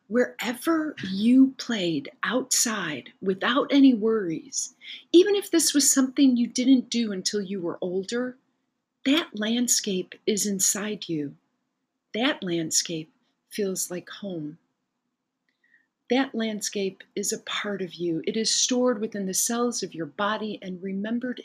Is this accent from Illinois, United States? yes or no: yes; Chicago, Illinois, United States; moved away as an adult; now in Italy; I grew up in Chicago with busy streets and alleys